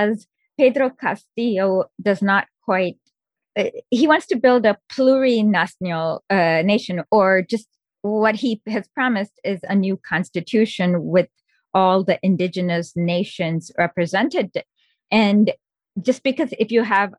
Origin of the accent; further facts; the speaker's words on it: India; I'm Indian